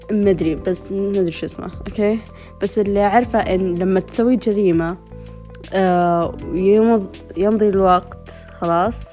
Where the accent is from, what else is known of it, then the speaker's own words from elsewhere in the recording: Saudi Arabia; وفي كذا عندنا بالسعودية يعني مثلا يعني قتل يعني من خمسة وعشرين لثلاثين سنة